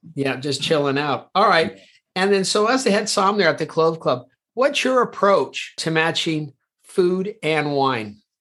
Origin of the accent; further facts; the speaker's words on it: California, United States; now in London, United Kingdom; California, my home state, the Golden State